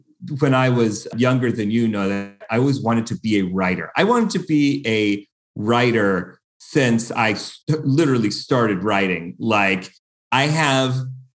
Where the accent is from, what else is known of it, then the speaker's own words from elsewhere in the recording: Buffalo, New York, United States; now in Los Angeles, United States; I grew up in Buffalo, New York, and we are known for snow